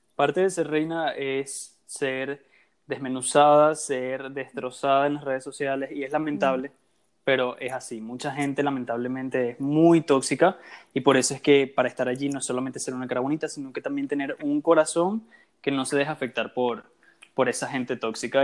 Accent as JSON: {"language": "Spanish", "country": "Venezuela", "said": "en mi caso soy venezolano también"}